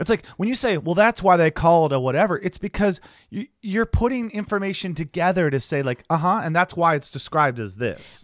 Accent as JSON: {"language": "English", "region": "Ohio", "country": "United States", "tie": "born or raised there", "moved": "yes", "said": "I'm going home to Ohio"}